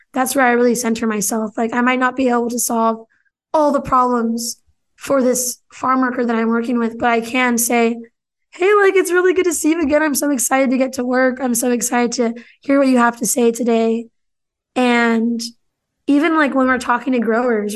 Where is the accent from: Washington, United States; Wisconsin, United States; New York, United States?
Washington, United States; Pasco; also born or lived in Seattle, Washington; downtown Pasco here in my hometown.